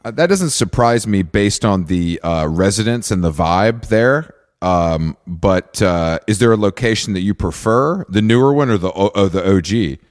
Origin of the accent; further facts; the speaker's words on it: outside of Atlanta, Georgia, United States; where I grew up outside of Atlanta